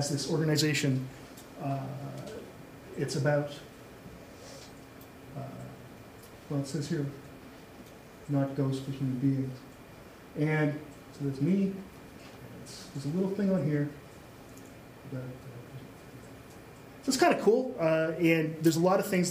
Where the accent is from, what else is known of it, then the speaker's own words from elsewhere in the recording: Canada; I played hockey as a kid, but I'm Canadian